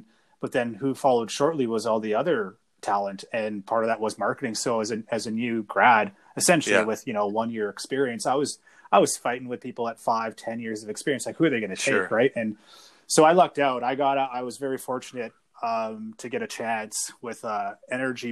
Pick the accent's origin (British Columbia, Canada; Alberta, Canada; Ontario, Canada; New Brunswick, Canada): Alberta, Canada; Airdrie; I grew up in Airdrie